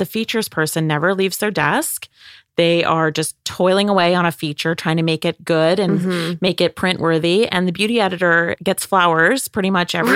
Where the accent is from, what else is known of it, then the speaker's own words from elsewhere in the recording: Prince Edward Island, Canada; moved away as an adult; now in Toronto, Canada; I'm from Prince Edward Island, which is northeast of Maine